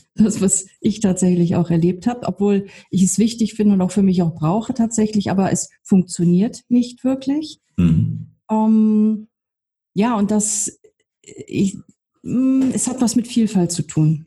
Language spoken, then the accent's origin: German; on the edge of Hamburg, Schleswig-Holstein, Germany; moved away; ich komm aus Schleswig-Holstein, also am Rand von Hamburg aufgewachsen